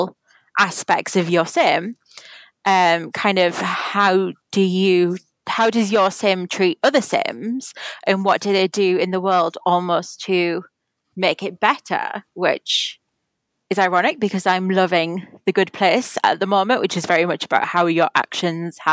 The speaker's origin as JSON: {"language": "English", "country": "United Kingdom", "said": "as a Brit"}